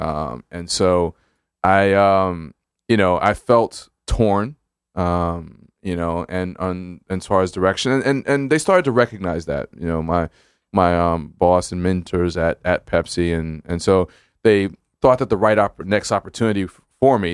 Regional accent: Brooklyn, New York, United States; also born or lived in Hempstead, Long Island / New Haven; my family's from the Caribbean, but I grew up in Brooklyn

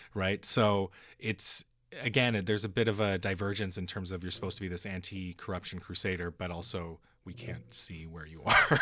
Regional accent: North Vancouver, British Columbia, Canada; I live in North Van, and, and I grew up in North

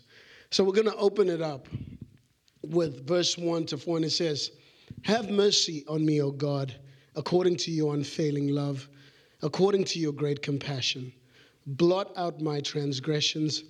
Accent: Zimbabwe; moved away; when I was growing up in Zimbabwe in an orphanage

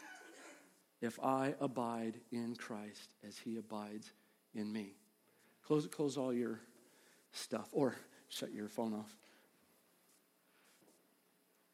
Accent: Midwest, United States; I'm from the Midwest. I wanted everybody to know, I'm from the Midwest

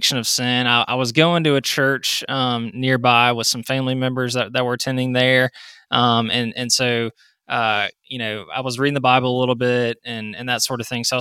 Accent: South Carolina, United States; I grew up in South Carolina

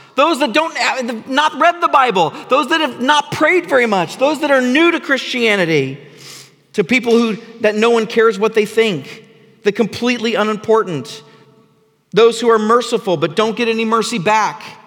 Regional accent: United States; here in the West, in the Seattle area, um, because, because we're American.

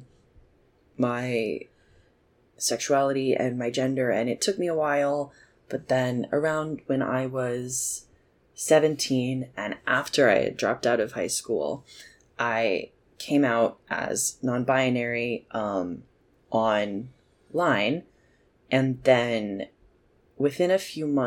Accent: Nashville, Tennessee, United States; I am from Nashville, Tennessee originally, so I just grew up in a very musical place

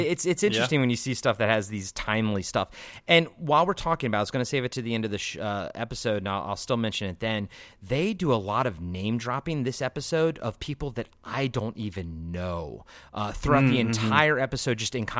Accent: Maryland, United States; also born or lived in Virginia; I probably skew a little bit more Southern because I grew up in Maryland, but I also grew up in Virginia too.

